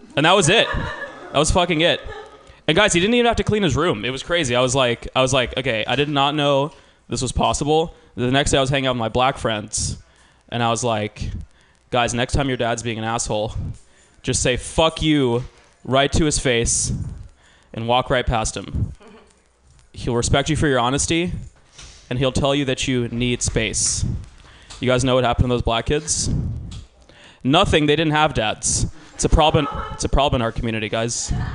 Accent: Georgia, United States; now in California, United States; I grew up in Georgia

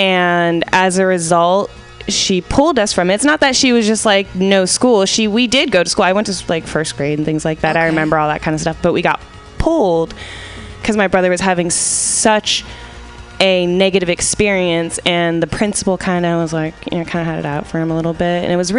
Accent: San Francisco, California, United States; San Francisco.

